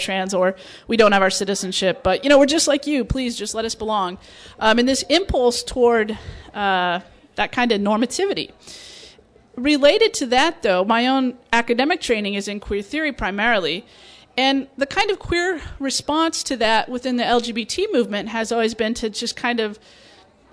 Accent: Nebraska, United States; moved away; also born or lived in Phoenix, Arizona; I grew up in Nebraska

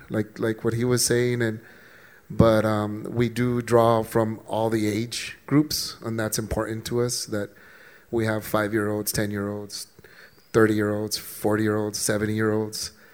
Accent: El Paso, Texas, United States; soy del Paso, Texas

